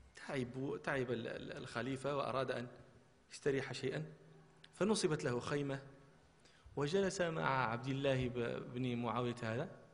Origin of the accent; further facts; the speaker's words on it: Marrakesh, Marrakesh-Safi, Morocco; احنا كان عندنا في مراكش